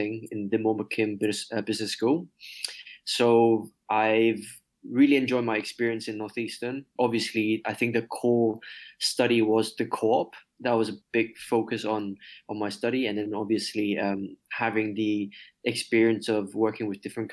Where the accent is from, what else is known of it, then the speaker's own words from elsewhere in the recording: Hong Kong; moved away as an adult; born and raised in Hong Kong